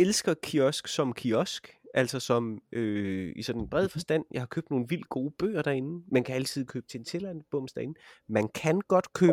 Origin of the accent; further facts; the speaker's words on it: Vejle, Southern Denmark, Denmark; jeg er jo fra Vejle